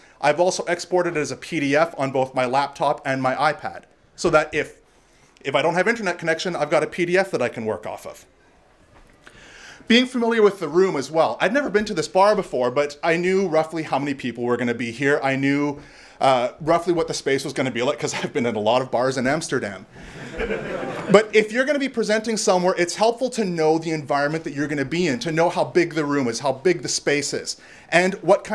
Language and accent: English; Canada; I'm Canadian